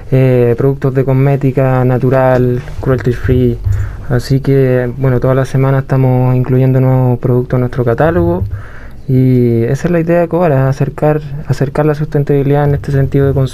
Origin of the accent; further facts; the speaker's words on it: Puerto Varas, Los Lagos, Chile; Y junto con, en general mi vida, que, se, que me crié en Puerto Vara, en el campo, súper natural